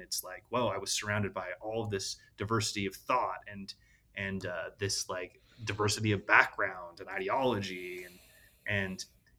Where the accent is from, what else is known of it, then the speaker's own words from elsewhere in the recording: Utah, United States; also born or lived in California; So I was born in California. Yes. And then, my parents moved to Utah when I was just a kid. And so I basically have grown up my whole life in Utah, claim Utah as home.